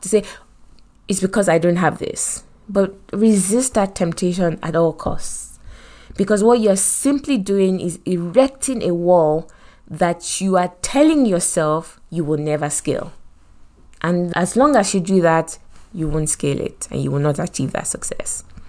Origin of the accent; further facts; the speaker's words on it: Nigeria; accent: Nigerian; moved away as an adult; also born or lived in Lagos, Nigeria; now in United Kingdom; Me with my Nigerian accent